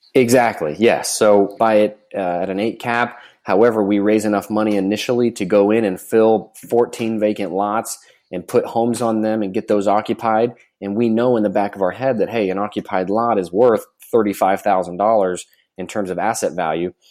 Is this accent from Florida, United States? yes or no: yes; Florida, United States; I'm from Florida.